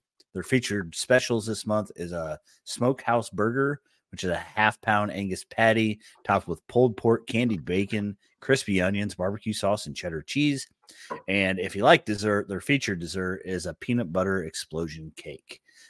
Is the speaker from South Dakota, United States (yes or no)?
no; Illinois, United States; Yeah, we're from Illinois.